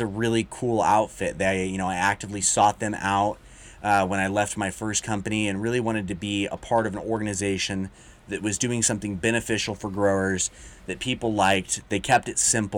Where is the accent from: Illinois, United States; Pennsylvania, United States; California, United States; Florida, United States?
California, United States; Chowchilla; moved away as an adult; now in Sacramento, United States; I'm from Chowchilla